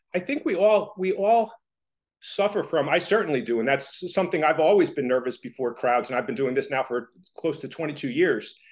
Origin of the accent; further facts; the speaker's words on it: Toms River, New Jersey, United States; I grew up in Tom's River